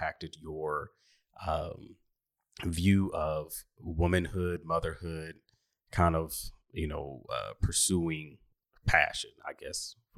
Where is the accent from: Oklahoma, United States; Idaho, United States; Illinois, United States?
Oklahoma, United States; Oklahoma City; I grew up in Oklahoma City, and, you know, obviously years ago, it's different than it is now.